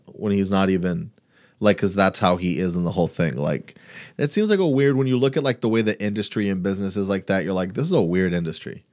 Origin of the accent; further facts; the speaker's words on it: Brownsville, Texas, United States; I'm from Brownsville